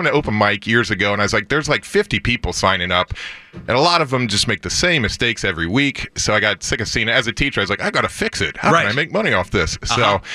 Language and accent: English; Ohio, United States; moved away as an adult; now in St. Louis, United States; I grew up in Ohio. Moved to St. Louis in 05